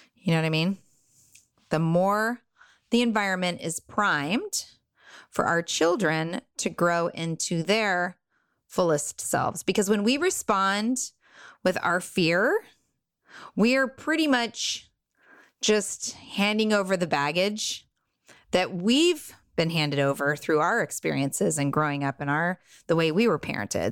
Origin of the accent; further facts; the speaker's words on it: Southern California, United States; I grew up in Southern California in a bubble of wealth